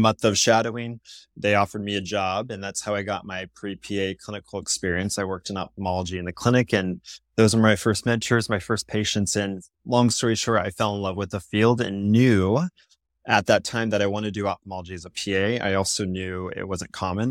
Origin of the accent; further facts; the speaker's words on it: Seattle, Washington, United States; moved away as an adult; also born or lived in Virginia; I'm from Seattle, West Coast, and I'm in a school in Virginia